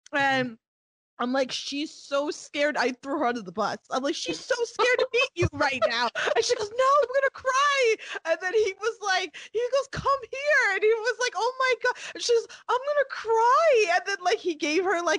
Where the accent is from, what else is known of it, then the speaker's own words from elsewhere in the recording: New York, United States; I'm from New York.